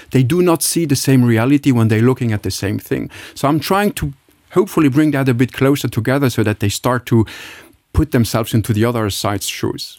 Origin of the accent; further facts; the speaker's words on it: Luxembourg; moved away; I label myself being really a Luxembourg, I mean, I, I grew up in Bel Air, just nearby